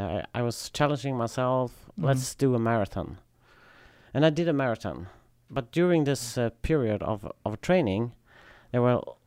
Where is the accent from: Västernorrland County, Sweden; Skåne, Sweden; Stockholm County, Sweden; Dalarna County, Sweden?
Skåne, Sweden; Tomelilla; I'm from Sweden, yes. South part of Sweden.